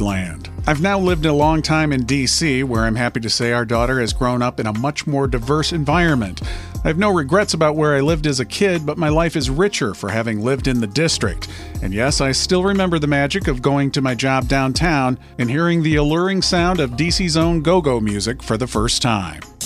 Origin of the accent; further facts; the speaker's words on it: Michigan, United States; moved away; I grew up in a white suburb of Michigan